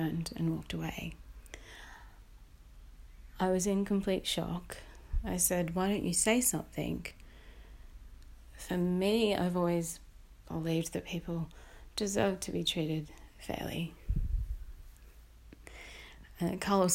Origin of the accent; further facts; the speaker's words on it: Belmont, New South Wales, Australia; I was born in Belmont, New South Wales.